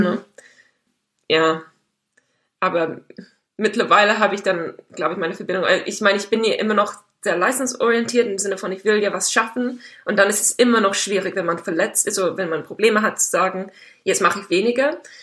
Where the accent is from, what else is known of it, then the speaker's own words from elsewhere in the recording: Dartmoor, South West England, United Kingdom; German is a second language; moved away as an adult; now in Germany; Ich bin auf dem Land aufgewachsen, auf einem Bauernhof